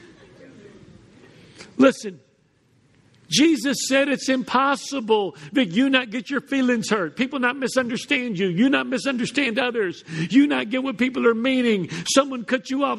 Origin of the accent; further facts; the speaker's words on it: Houston, Texas, United States; growing up in Houston